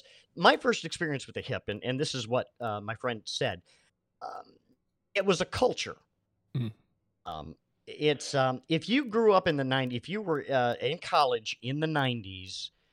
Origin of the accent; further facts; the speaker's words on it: coastal Maine, United States; I grew up in Maine